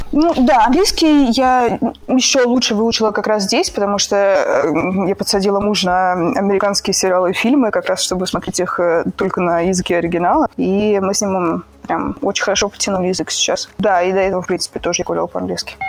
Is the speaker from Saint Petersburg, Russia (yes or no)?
yes; Saint Petersburg, Russia; moved away as an adult; also born or lived in Moscow, Russia; now in Chiavari, Italy; Я родилась в Санкт-Петербурге, и сначала я переехала в Москву по работе